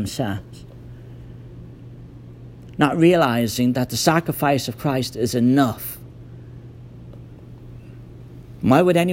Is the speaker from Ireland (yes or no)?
yes; Ireland; moved away; I grew up in Ireland. It's a very Roman Catholic country